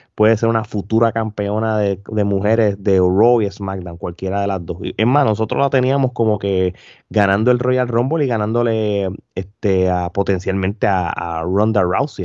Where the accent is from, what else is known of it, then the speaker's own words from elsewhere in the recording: Puerto Rico; nosotros no somos regionales, pero somos boricuas